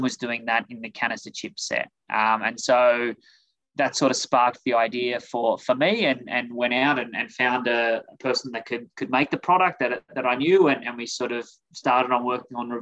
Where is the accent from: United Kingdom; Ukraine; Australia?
Australia; Adelaide, South Australia; moved away as an adult; now in United States; As you can hear, I'm originally from Australia. So grew up in Adelaide, South Australia